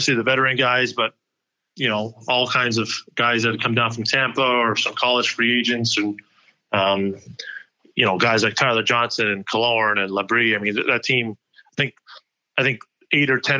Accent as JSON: {"language": "English", "town": "Montreal", "region": "Quebec", "country": "Canada", "tie": "born or raised there", "moved": "yes", "said": "growing up in Montreal, speaking French"}